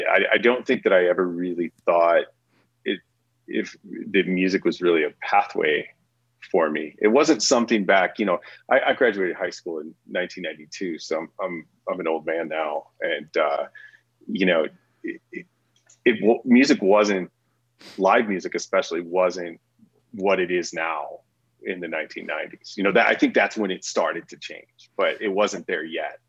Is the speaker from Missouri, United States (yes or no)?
yes; St. Louis, Missouri, United States; also born or lived in Oklahoma; now in Colorado, United States; I grew up in St. Louis.